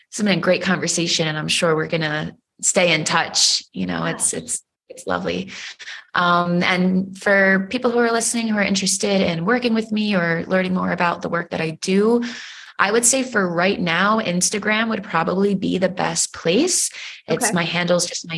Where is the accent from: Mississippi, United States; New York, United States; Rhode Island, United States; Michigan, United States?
New York, United States; I'm from New York